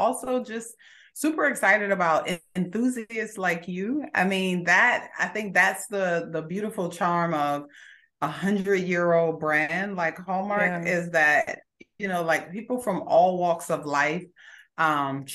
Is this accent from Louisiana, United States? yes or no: no; Augusta, Georgia, United States; also born or lived in Brooklyn, New York; when I was six, we left Brooklyn and we came to Augusta, Georgia, where I went to high school